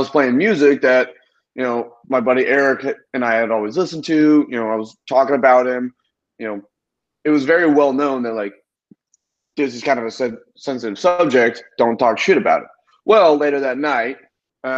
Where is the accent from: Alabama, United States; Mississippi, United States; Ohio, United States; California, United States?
Ohio, United States; moved away; my best friend that I grew up with in Ohio